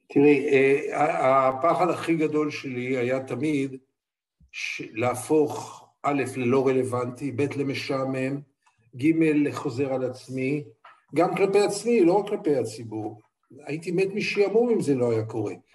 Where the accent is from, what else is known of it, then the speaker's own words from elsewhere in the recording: Israel; אני ישראלי